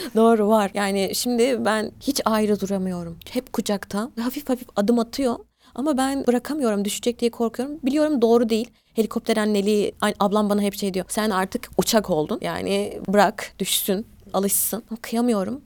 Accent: Turkey; also born or lived in Eskişehir / Black Sea Region (family origin); burada doğduk büyüdük biz. Ailem göç ederek gelmişler. Biz Karadenizliyiz.

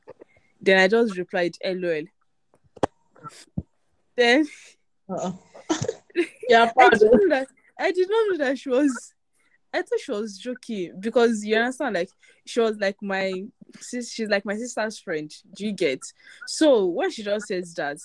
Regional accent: Ikorodu, Lagos, Nigeria; I'm from Ikorodu.

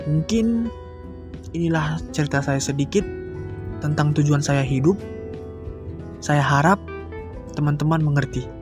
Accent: North Sumatra, Indonesia; Asal saya dari Sumatera Utara, tepatnya di Kabupaten Karo.

